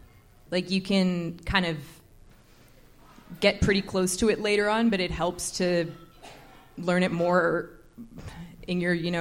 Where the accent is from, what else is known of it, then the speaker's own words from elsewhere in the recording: Oakville, Ontario, Canada; I grew up in Oakville.